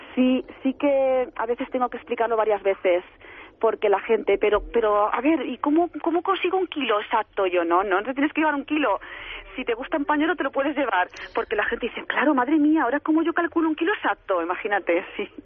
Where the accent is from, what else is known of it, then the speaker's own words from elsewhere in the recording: Alicante, Valencian Community, Spain; moved away as an adult; now in Madrid, Spain; yo soy de Alicante y yo me he venido a Madrid a montarme la tienda